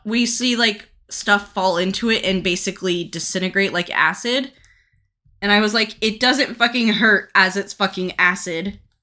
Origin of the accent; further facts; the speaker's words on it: United States; I am an American